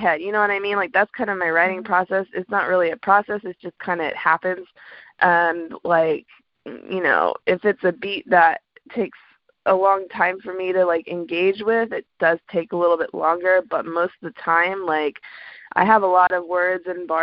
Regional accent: Atlanta, Georgia, United States; moved away as an adult; also born or lived in Washington, D.C.; now in DMV (DC, Maryland, Virginia), United States; I grew up in Atlanta. So I was born in DC, but then my mom moved us down to Atlanta when I was like 6. And then grew up there

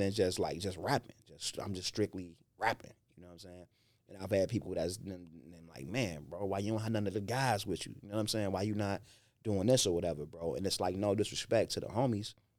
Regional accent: Chicago, Illinois, United States; I grew up in Inglewood

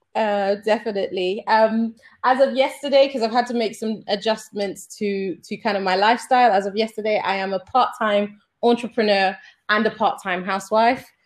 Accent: Sierra Leone; moved away; also born or lived in Germany / United Kingdom; I'm originally from Sierra Leone

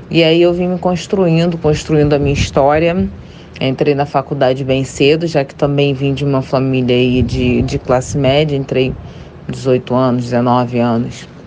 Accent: Rio de Janeiro, Brazil; tenho 36 anos, sou do Rio de Janeiro.

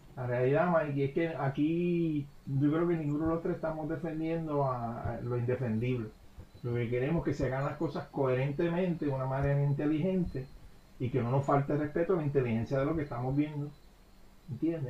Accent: Puerto Rico; como somos los puertorriqueños

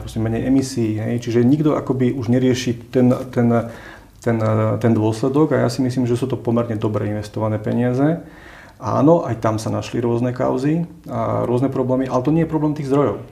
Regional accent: Slovakia; ako sme my Slováci

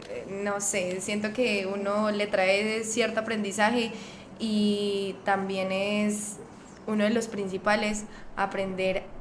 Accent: Boyacá, Colombia; moved away as an adult; now in Medellín, Colombia; no soy paisa, vivo acá ya hace que 7, 8 años y llegué a Medellín por temas pues como de estudio, eh, pero nací en Boyacá. Eh, justamente el hecho de haber nacido en este departamento que que digamos que es un poco de personas muy conservadoras

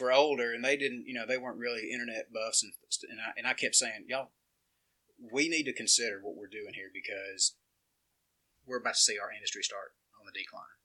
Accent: Jasper, Alabama, United States; born and raised in Jasper, Alabama

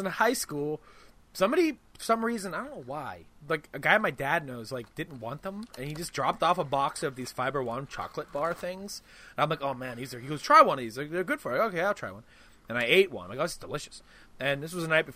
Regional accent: United States; I'm an American

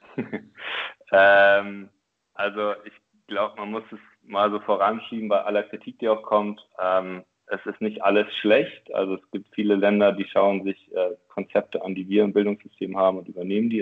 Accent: Oldenburg, Lower Saxony, Germany; moved away as an adult; also born or lived in Berlin / Chile; now in Hamburg, Germany; ich komme tatsächlich aus Oldenburg ähm, in Norddeutschland, also in der Nähe von äh, Bremen

